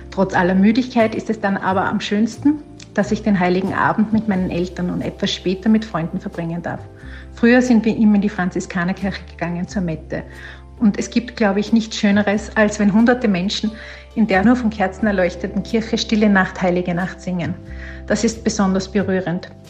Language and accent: German; Salzburg, Austria; moved away as an adult; now in London, United Kingdom; einen großen Teil davon habe oder verbringe ich noch immer in meiner Heimatstadt Salzburg.